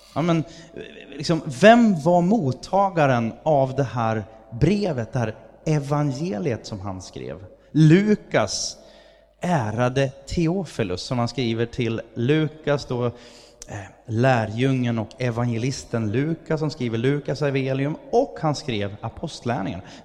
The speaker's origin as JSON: {"language": "Swedish", "country": "Sweden", "said": "Jag är svensk"}